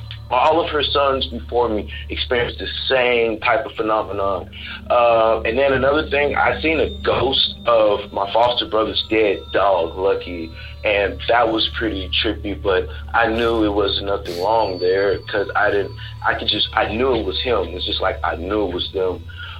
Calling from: Texas, United States; I'm calling from Texas.

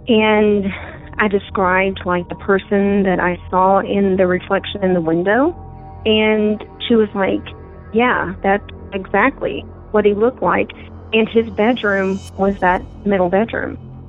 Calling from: Colorado, United States; from Colorado.

